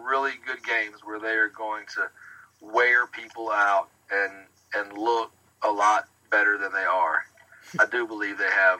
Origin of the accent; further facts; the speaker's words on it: Eastern North Carolina, United States; You know, I grew up in Eastern North Carolina.